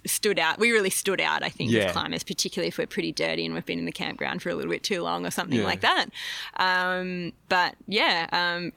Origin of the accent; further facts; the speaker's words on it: Melbourne, Victoria, Australia; also born or lived in Horsham; I was born and raised in Melbourne